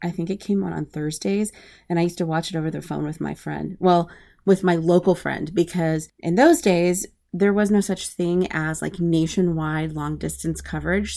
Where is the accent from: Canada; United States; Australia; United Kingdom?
United States; Anchorage, Alaska; moved away as an adult; also born or lived in Midwest / Northern Italy / DMV area / Berlin, Germany; I am originally from Anchorage, Alaska. I grew up there. That's my home.